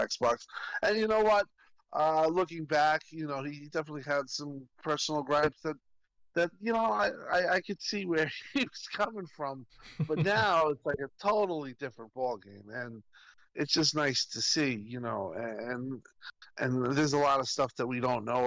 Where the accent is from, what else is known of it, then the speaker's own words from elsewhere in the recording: New York City, New York, United States; I'm a New Yorker